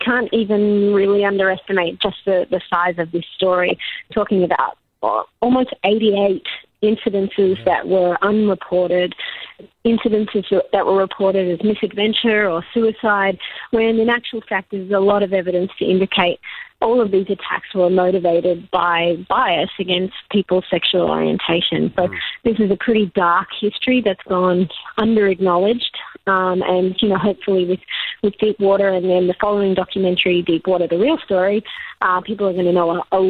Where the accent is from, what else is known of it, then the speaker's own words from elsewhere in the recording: Sydney, New South Wales, Australia; I promise I'm from Sydney.